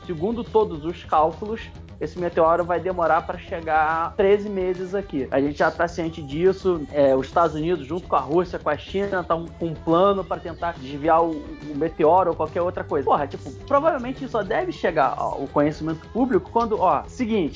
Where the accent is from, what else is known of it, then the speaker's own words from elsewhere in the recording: Rio de Janeiro, Brazil; como um bom carioca